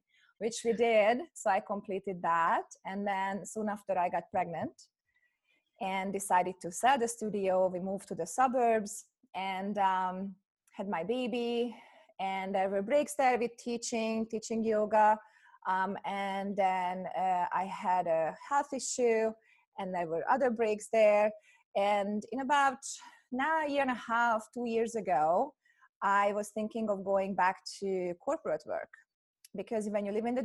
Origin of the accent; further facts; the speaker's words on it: Hungary; moved away as an adult; now in United States; I'm originally from Hungary. I was born in Hungary. And when I finished my undergrad, I got a scholarship to come to the US